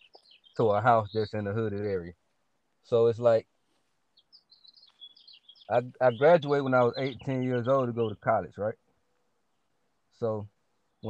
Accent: Atlanta, Georgia, United States; also born or lived in Bay Area, California; I was born and raised in Atlanta, Georgia

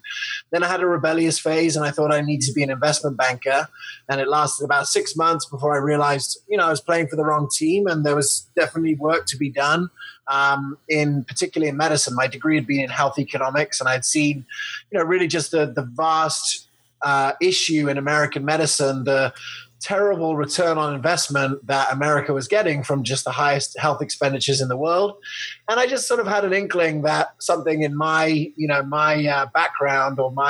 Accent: England, United Kingdom; moved away; also born or lived in Loveland, Colorado, United States; I was born in Loveland, Colorado in 1980. And I grew up in England

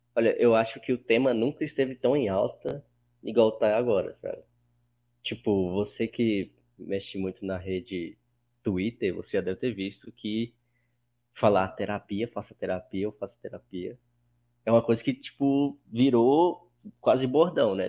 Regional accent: Pirapora, Minas Gerais, Brazil; moved away as an adult; now in Belo Horizonte, Brazil; Eu moro em BH, mas nasci em Pirapora, que é uma cidade de 50 mil habitantes

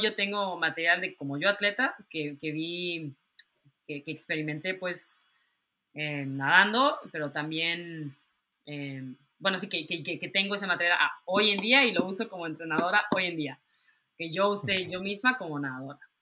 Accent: Mexico; moved away; yo me tuve que salir de México por alguna razón

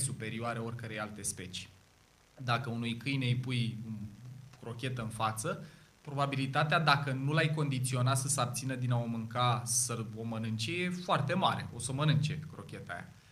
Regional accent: Ploiești, Prahova, Romania; eu sunt ploieștean, jet de jet de aici

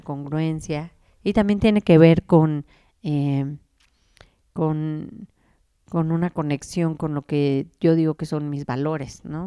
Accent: Mexico; nosotros como mexicanos

